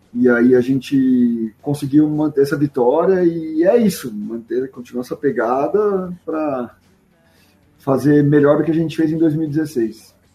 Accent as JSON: {"language": "Portuguese", "town": "Barretos", "region": "São Paulo", "country": "Brazil", "moved": "yes", "lives_now": "Olímpia, Brazil", "said": "Eu sou de Barretos, mas atualmente eu moro em Olímpia"}